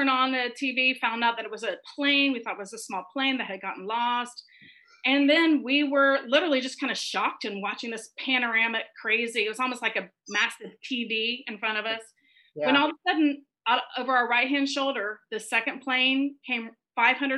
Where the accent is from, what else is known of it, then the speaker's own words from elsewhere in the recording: Florida, United States; moved away as an adult; now in New York City, United States; I'm actually from Florida originally, and I moved up to New York City in 1993 when I was 23 years old, and I've lived there ever since.